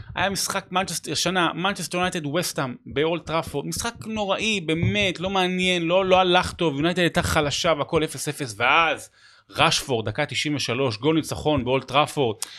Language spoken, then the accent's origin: Hebrew; Rehovot, Central District, Israel; זה הבית, אני גדלתי שם